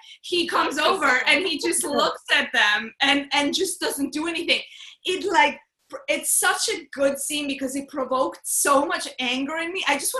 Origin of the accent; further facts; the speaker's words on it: London, United Kingdom; I'm from London!